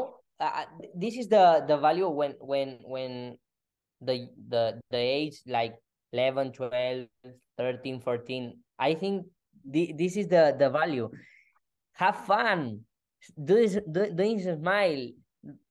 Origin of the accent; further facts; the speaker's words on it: Spain; English is a second language; my English is not perfect because I am from Spain